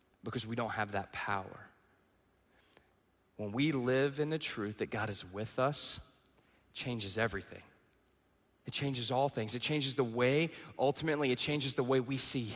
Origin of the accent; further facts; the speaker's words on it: East Texas, United States; moved away; I grew up in the South, okay? I'm in the backwoods of East Texas.